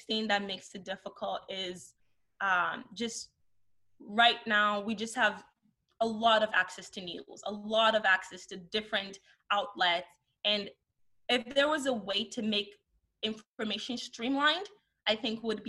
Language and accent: English; Nigeria; moved away; also born or lived in Canada; growing up in Nigeria